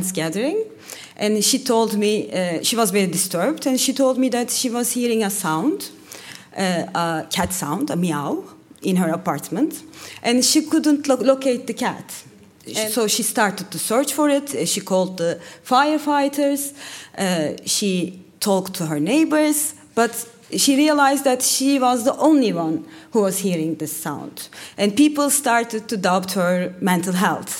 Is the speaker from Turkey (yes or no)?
yes; Turkey; I'm from Turkey